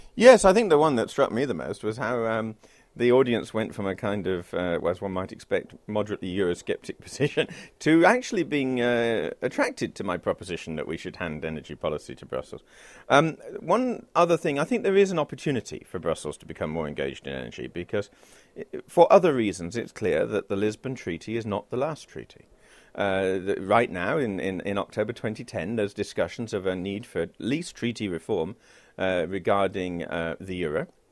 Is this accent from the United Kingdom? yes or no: yes; United Kingdom; as a British citizen